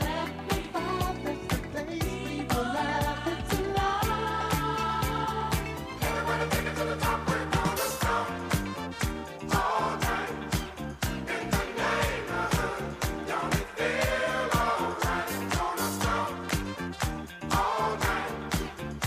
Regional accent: New York City, New York, United States; I grew up on the South Side of Williamsburg, at Williamsburg, Brooklyn.

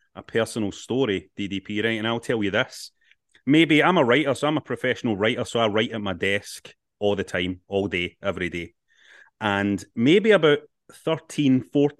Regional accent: Glasgow, Scotland, United Kingdom; Glasgow, my hometown.

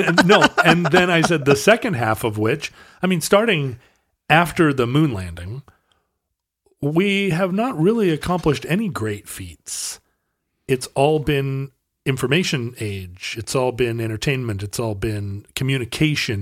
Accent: United States; I'm an American

